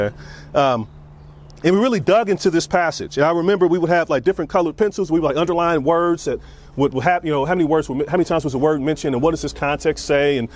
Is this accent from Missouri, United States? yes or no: yes; Kansas City, Missouri, United States; moved away as an adult; also born or lived in Iowa; I grew up in Kansas City, and so I grew up in the inner city